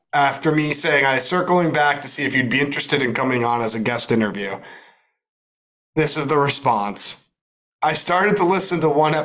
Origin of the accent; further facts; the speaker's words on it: United States; we're American